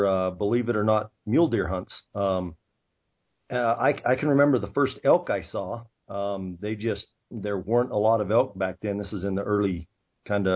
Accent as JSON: {"language": "English", "town": "Heber", "region": "Arizona", "country": "United States", "tie": "born or raised there", "said": "I was born and raised in the thriving metropolis of Heber, Arizona"}